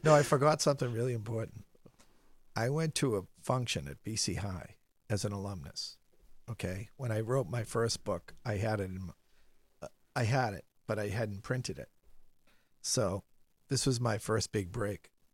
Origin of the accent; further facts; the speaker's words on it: Medford, Massachusetts, United States; also born or lived in Scituate, Massachusetts / Needham, Massachusetts; now in Boston, United States; I grew up in Medford. Spent every summer in Situate.